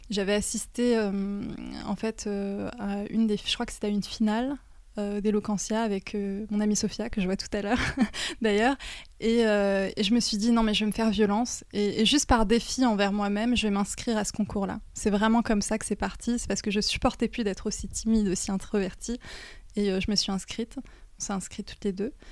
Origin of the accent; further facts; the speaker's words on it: Normandy, France; pour parler de mon enfance en Normandie. en fait, c'était un cadre vraiment euh, idéal dans la mesure où c'est la nature, il y a la mer, euh, c'est une petite ville, c'est beaucoup plus apaisant que, que je pense que la région parisienne.